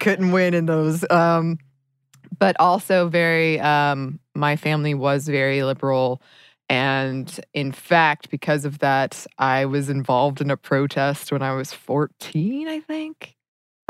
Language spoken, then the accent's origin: English; Dahlonega, Georgia, United States; I grew up in Dahlonega and Dahlonega is a college town